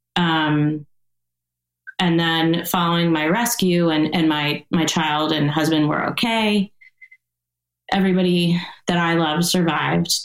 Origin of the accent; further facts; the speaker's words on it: East Coast, United States; now in Montecito, United States; where I grew up on the East Coast